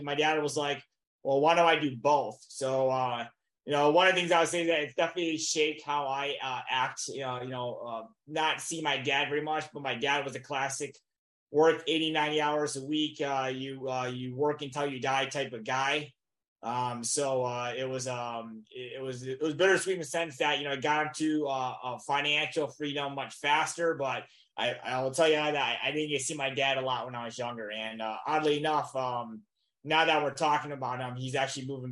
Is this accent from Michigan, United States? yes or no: yes; Michigan, United States; moved away as an adult; I'm originally from Michigan